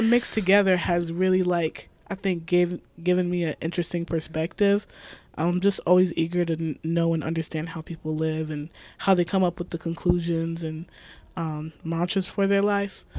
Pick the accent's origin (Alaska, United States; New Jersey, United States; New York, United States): New York, United States; Amherst; also born or lived in Buffalo / Cheektowaga; I would say predominantly Amherst, but we grew up a little bit in the east side. We grew up in Cheektowaga